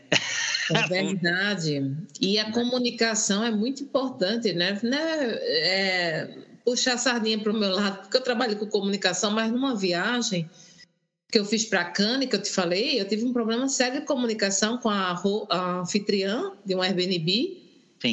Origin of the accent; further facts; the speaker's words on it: Recife, Pernambuco, Brazil; now in London, United Kingdom; eu hoje estou, né, morando na Inglaterra, mas eu sou de Recife, Pernambuco